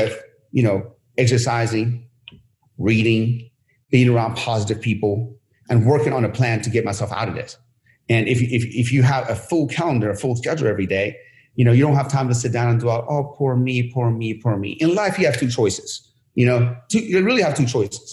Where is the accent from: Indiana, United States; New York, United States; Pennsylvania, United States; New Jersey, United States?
Pennsylvania, United States; Sharon; now in Los Angeles area, United States; even though I'm from Sharon. Nobody knows Sharon. I just say Pittsburgh.